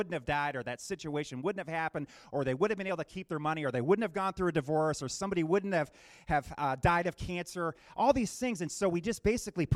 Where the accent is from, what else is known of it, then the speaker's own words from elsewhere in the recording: New Jersey, United States; moved away; also born or lived in Michigan; I'm on the Jersey Shore growing up in New Jersey